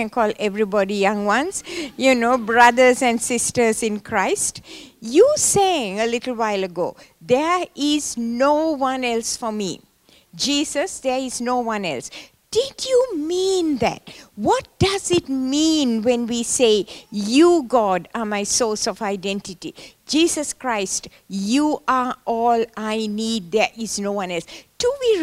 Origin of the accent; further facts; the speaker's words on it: Sri Lanka; I was born in Sri Lanka, in the tea plantations of Sri Lanka. And I went to school there